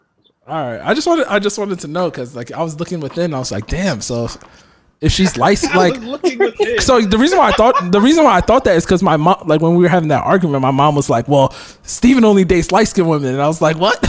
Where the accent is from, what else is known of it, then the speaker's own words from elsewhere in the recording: Ghana; But I mean, like, I'm Ghanaian, so it'd be dope.